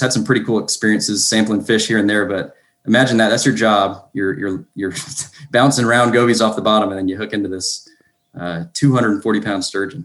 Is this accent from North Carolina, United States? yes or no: yes; North Carolina, United States; now in Duluth, United States; from North Carolina originally. Live in uh, Georgia now